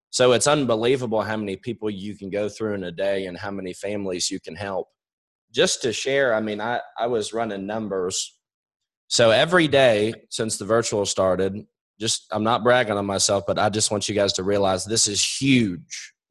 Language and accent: English; New York, United States; I'm a quick talker. I swear I'm from New York.